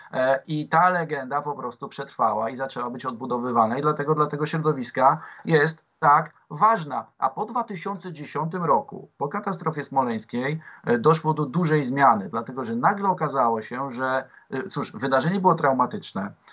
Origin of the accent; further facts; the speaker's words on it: Warsaw, Masovian Voivodeship, Poland; jako dla młodego warszawiaka, w 12 roku życia